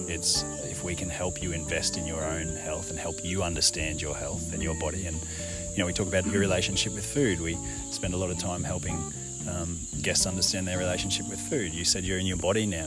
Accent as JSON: {"language": "English", "town": "Ipswich", "region": "Queensland", "country": "Australia", "tie": "born or raised there", "also_born_or_lived": "Brisbane", "lives_now": "Gold Coast, Australia", "said": "I grew up in Ipswich, just outside of Brisbane, west of Brisbane"}